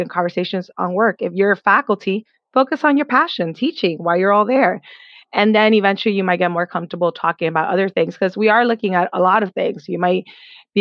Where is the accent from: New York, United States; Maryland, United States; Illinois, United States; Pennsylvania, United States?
New York, United States; New York City; I came from the Bronx